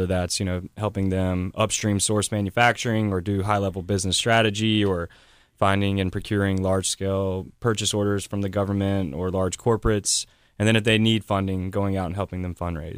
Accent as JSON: {"language": "English", "town": "West Columbia", "region": "South Carolina", "country": "United States", "tie": "born or raised there", "said": "I was born in West Columbia, South Carolina."}